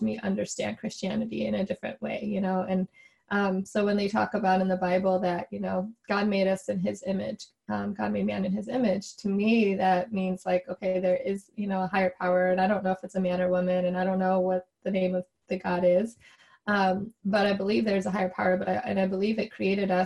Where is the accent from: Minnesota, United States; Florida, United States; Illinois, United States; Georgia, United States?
Illinois, United States; Chicago; my parents immigrated from Taiwan and they came over, you know, for grad school. And then I grew up in Chicago